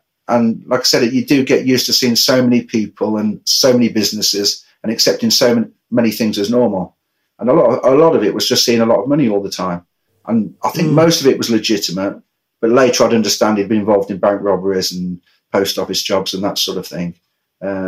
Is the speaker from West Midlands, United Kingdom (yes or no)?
yes; Coventry, West Midlands, United Kingdom; I was raised in Coventry with my brother and sister